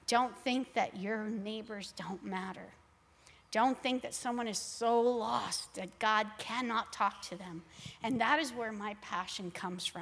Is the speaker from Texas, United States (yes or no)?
yes; Laredo, Texas, United States; I grew up in Laredo, Texas